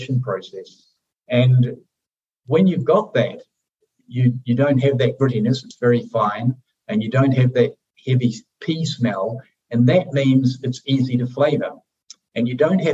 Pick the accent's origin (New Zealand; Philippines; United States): New Zealand; moved away; we're from New Zealand, so we have an affinity to the country